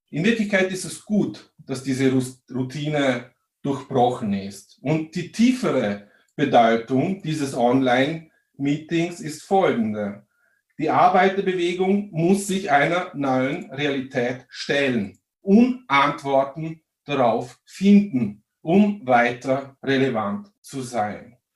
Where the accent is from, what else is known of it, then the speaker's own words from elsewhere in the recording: Vorarlberg, Austria; Vielleicht hört man es, ich komme aus Vorarlberg, auch dort wurde der 1. Mai 1890 das erste Mal begangen.